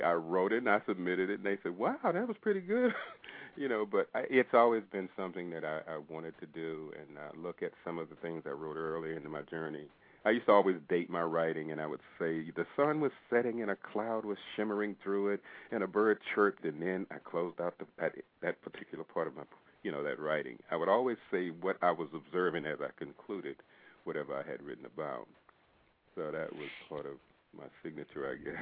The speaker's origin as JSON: {"language": "English", "town": "McComb", "region": "Mississippi", "country": "United States", "tie": "born or raised there", "said": "I grew up in Mississippi"}